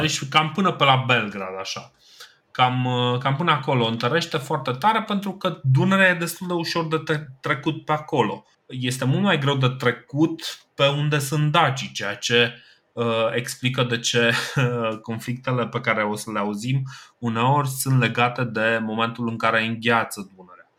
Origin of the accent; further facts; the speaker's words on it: Romania; noi ca români